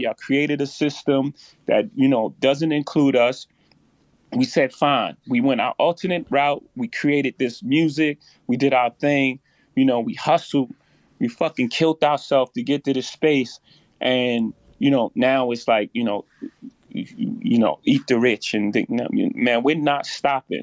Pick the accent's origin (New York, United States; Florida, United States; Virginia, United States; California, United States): New York, United States; New York City; I come from Marcy projects. In my first house, six fifteen Lexington Avenue, my mo- grandmother's house